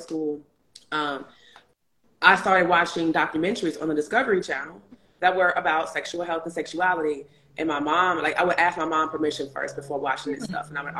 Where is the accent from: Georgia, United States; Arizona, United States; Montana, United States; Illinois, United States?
Illinois, United States; Chicago; moved away as an adult; also born or lived in New York; when I moved from Chicago to New York for undergrad